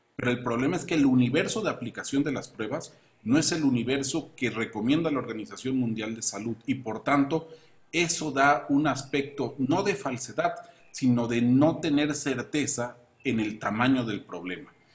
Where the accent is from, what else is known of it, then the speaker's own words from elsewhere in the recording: Chiapas, Mexico; En Chiapas sufrimos un sistema de salud saqueado por gobiernos anteriores